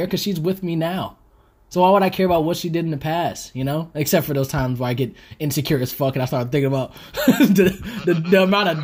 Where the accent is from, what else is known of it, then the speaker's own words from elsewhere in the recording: the South, United States; moved away; I'm from the South